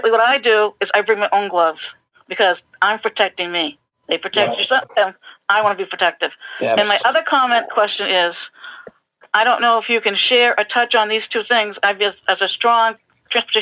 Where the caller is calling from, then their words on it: East Falmouth, Massachusetts, United States; I'm calling from East Falmouth, Massachusetts on Cape Cod